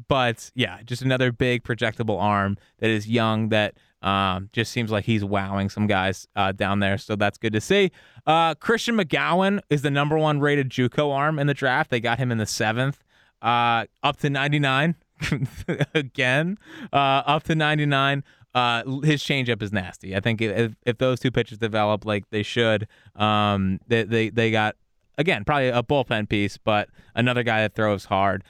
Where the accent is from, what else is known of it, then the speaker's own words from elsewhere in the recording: Philadelphia, Pennsylvania, United States; I'm from Philly